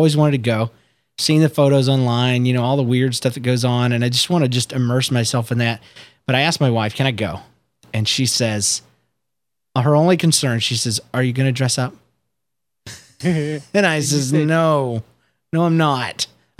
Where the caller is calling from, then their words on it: St. Petersburg, Florida, United States; I'm recording from St. Petersburg, Florida.